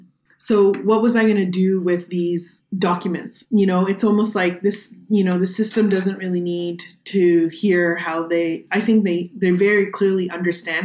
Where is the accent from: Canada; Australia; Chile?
Canada; I am a Canadian artist